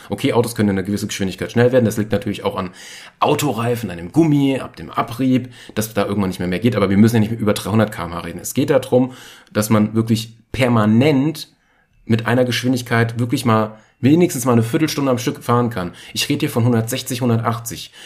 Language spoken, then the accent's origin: German; Germany; als Deutscher